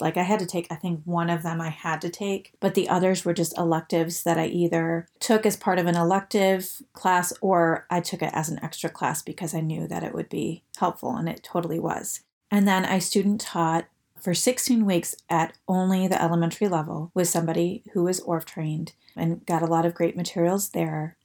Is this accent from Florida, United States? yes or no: no; Detroit, Michigan, United States; I'm originally from the Detroit area